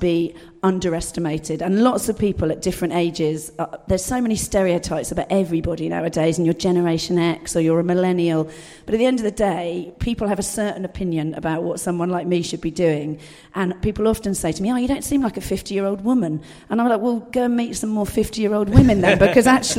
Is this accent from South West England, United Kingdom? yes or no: yes; Dorset, South West England, United Kingdom; I was brought up in Dorset, rural Dorset